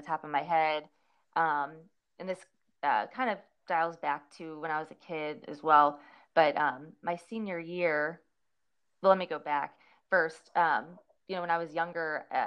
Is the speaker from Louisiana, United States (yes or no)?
no; St. Louis, Missouri, United States; moved away as an adult; also born or lived in Clarksville, Tennessee; I'm from Missouri, St. Louis, Missouri, and a lot of us go to Mizzou